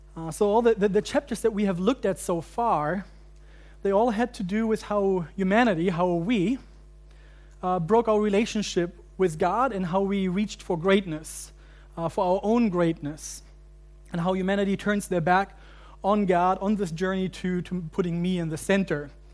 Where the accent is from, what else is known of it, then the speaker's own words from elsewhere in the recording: Germany; moved away as an adult; also born or lived in United States; growing up in Germany and then going to seminary in the States